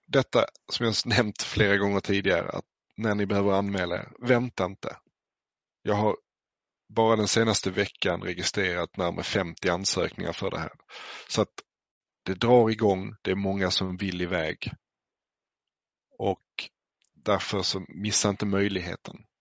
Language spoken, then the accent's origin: Swedish; Skåne, Sweden; jag är själv uppväxt i Skåne